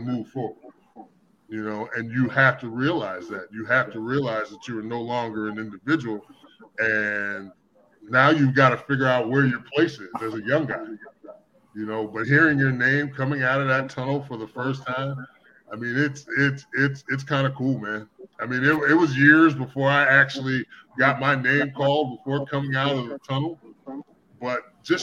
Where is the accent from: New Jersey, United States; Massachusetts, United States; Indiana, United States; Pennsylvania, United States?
Pennsylvania, United States; Pittsburgh; moved away as an adult; also born or lived in Chicago; I'm from Pittsburgh, and I'm still a Steelers fan